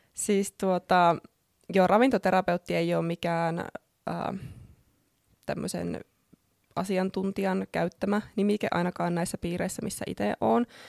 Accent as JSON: {"language": "Finnish", "town": "Oulu", "region": "North Ostrobothnia", "country": "Finland", "tie": "born or raised there", "also_born_or_lived": "Australia / Helsinki", "moved": "as an adult", "said": "olen ihan syntyperäinen oululainen, niin kuin saattaa puheestakin käydä ilmi."}